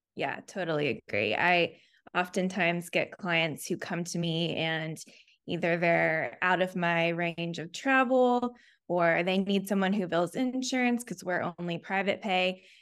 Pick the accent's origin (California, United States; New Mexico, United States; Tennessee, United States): Tennessee, United States; Chattanooga; moved away as an adult; also born or lived in Auburn, Alabama / Memphis, Tennessee; now in Nashville, United States; I grew up in Chattanooga, Tennessee